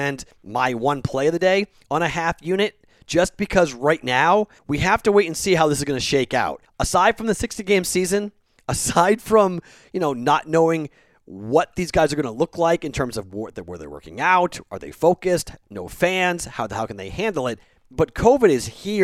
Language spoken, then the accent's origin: English; Andover, Massachusetts, United States; my hometown in Andover, Massachusetts